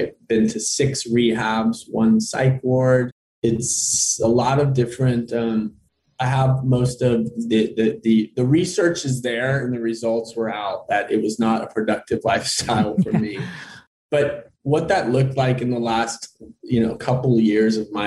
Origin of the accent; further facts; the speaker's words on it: Austin, Texas, United States; I'm from Austin, Texas